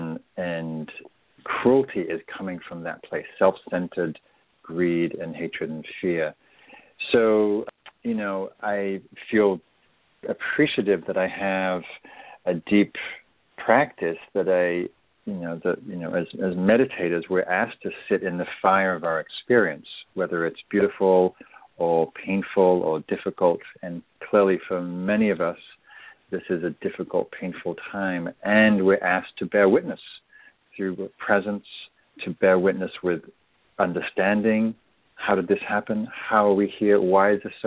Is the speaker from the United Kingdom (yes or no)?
yes; England, United Kingdom; now in United States; I'm English